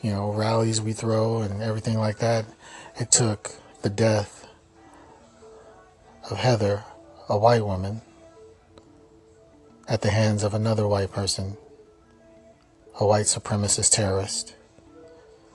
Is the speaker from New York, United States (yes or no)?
no; Kansas City, Missouri, United States; I'm from Kansas City